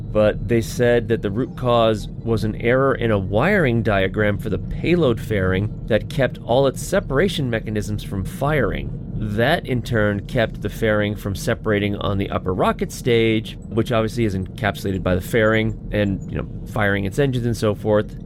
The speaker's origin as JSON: {"language": "English", "country": "United States", "said": "I'm an American"}